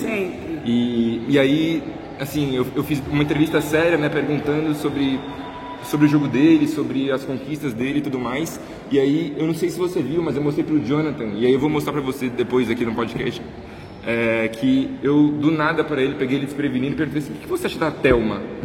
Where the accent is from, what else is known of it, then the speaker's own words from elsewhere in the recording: Minas Gerais, Brazil; moved away; eu sou de Minas mas faz muito tempo que eu não venho para cá, para Belo Horizonte